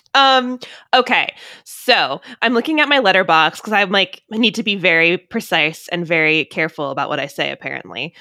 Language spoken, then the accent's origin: English; Maryland, United States; I'm from Maryland. I don't live that far from Burkittsville